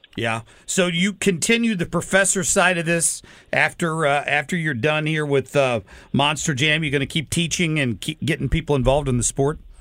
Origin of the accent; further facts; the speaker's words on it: Cincinnati, Ohio, United States; now in St. Louis, United States; I grew up in Cincinnati as as a young kid. I've lived here for thirty years